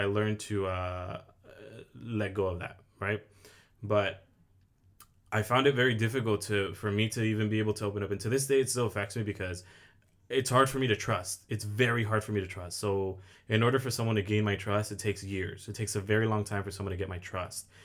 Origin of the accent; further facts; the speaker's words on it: Oxnard, California, United States; born and raised in Oxnard, I am twenty-five